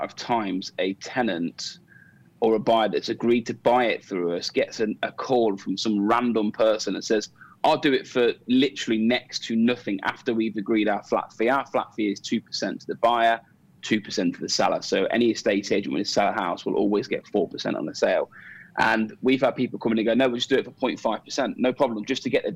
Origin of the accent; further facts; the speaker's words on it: Coventry, West Midlands, United Kingdom; now in Dubai, United Arab Emirates; as a Cov boy that comes from Coventry, I sponsor my hometown football club